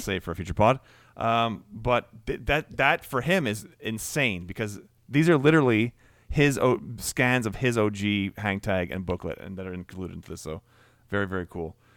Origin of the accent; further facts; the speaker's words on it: Canada; Canadian, right?